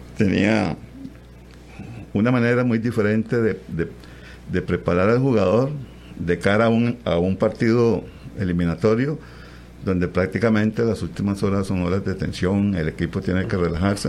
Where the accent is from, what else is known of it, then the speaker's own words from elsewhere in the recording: Bagaces, Guanacaste, Costa Rica; Bagaces, donde soy nativo